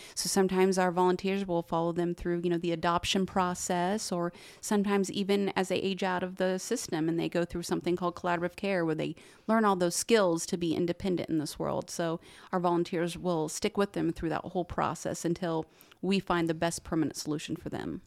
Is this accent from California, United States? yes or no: no; Muncie, Indiana, United States; I am from Muncie, born and raised